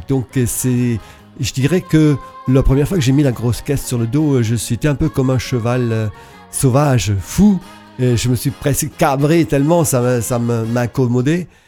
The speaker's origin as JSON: {"language": "French", "area": "Alsace", "region": "Grand Est", "country": "France", "said": "je viens de l'Alsace"}